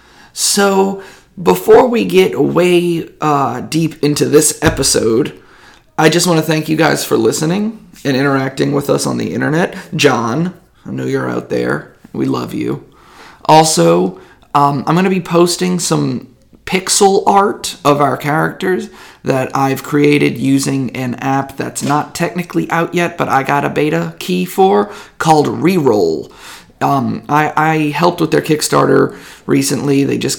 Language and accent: English; Louisiana, United States; Listen, I'm from Louisiana.